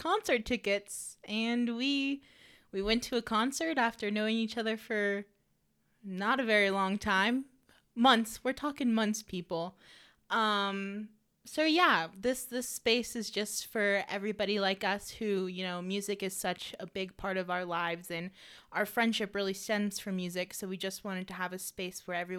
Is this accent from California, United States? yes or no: yes; the Bay Area, California, United States; I'm from the Bay Area.